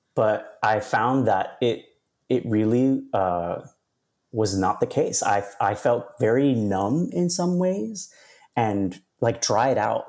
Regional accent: New York City, New York, United States; I'm from New York. I'm, I was born and raised in Queens

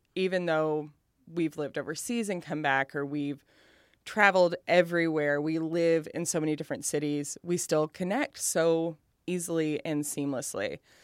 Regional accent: Appalachia, Kentucky, United States; moved away as an adult; also born or lived in Lexington, Kentucky / Cincinnati, Ohio / New York; I will always be fat and Appalachian.

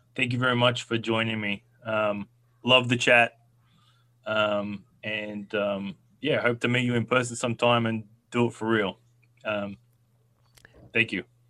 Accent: Australia; I'm Australian

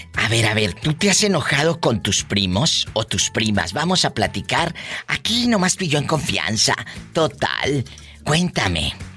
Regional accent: Matamoros, Tamaulipas, Mexico; yo vivo, mi, tierra es Matamoros, Tamaulipas

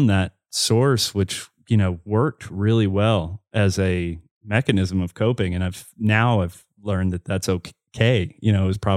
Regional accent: the South, United States; growing up in the south like most of the the the guys that ended up you know coming out later on they were closeted at that time

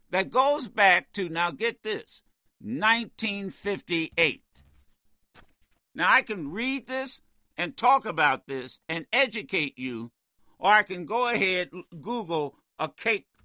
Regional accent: New York, United States; I'm from New York. I know Trump.

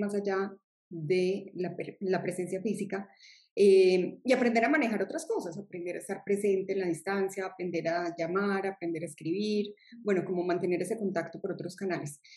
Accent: Medellín, Antioquia, Colombia; soy de Colombia, de una región de Colombia que es Medellín

